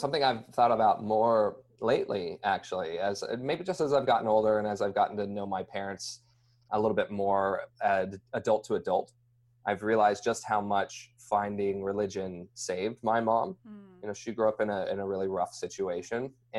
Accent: Idaho, United States; also born or lived in Logan, Utah / Texas; We moved from Utah to Texas to Idaho, and then spent most of my life in Idaho.

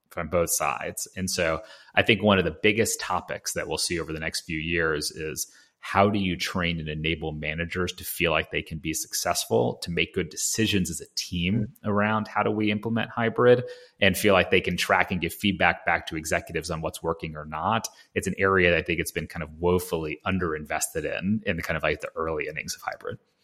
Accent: Atlanta, Georgia, United States; We grew up in Atlanta

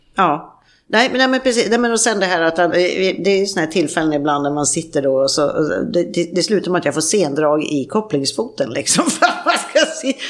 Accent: Sweden; moved away; hemma i Sverige

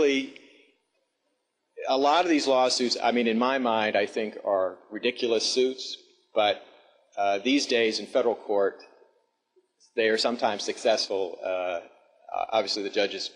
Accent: Alabama, United States; moved away as an adult; now in Washington, United States; I was actually born and raised in Alabama

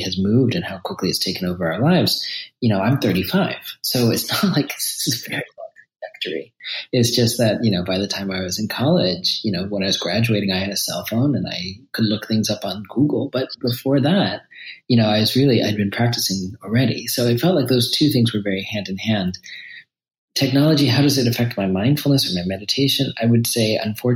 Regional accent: New York City, New York, United States; I was raised in New York City as a Shambhala Buddhist

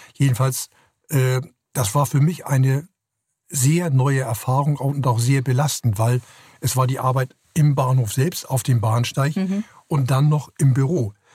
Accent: Hamburg, Germany; ich komme aus Hamburg, bin in Hamburg groß geworden, habe die ersten 21 Jahre meines Lebens hier verbracht

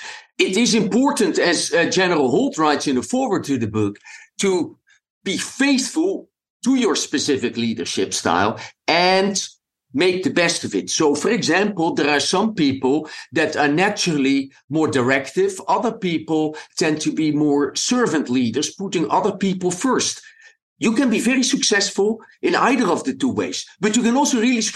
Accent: Amsterdam, North Holland, Netherlands; English is a second language; moved away as an adult; also born or lived in Belgium / South Africa; now in United States; As you can hear from my accent, I wasn't born in an English-speaking country. I was born in the Netherlands, in Amsterdam

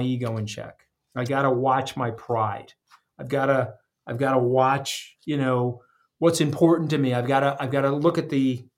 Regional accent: Long Island, New York, United States; I'm a blue-collar kid. I grew up on Long Island with no money.

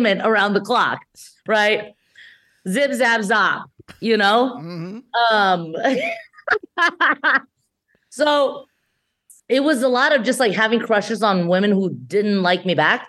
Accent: San Gabriel Valley, Los Angeles County, California, United States; also born or lived in Shanghai, China; I grew up in San Gabriel Valley, which isn't far from, you know, LA proper, still LA right. County.

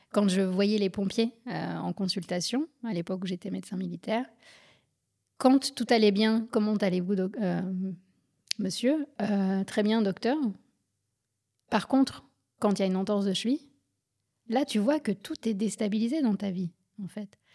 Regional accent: Paris suburbs, Île-de-France, France; moved away; also born or lived in Berlin, Germany / Guadeloupe; J'ai grandi en France, en banlieue parisienne, puis à Berlin

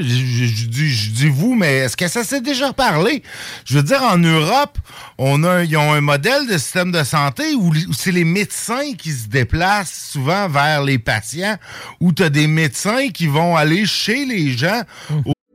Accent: Saint-Jérôme, Quebec, Canada; now in Lévis, Canada; Ma ville natale de Saint-Jérôme

